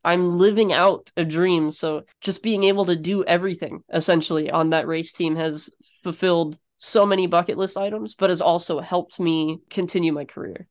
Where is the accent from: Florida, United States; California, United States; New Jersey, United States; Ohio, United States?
Florida, United States; now in North Carolina, United States; Growing up in Florida